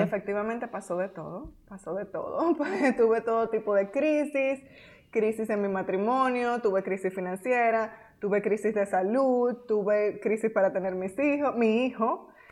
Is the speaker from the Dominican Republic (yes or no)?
yes; Dominican Republic; moved away as an adult; also born or lived in United States / Nicaragua; Nosotras somos dominicanas